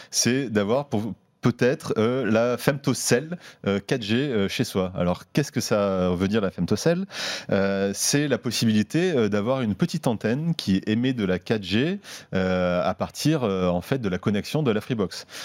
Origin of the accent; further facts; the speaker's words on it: Marseille, Provence-Alpes-Côte d'Azur, France; c'est mon côté marseillais. oui, c'est bien de rajouter un peu.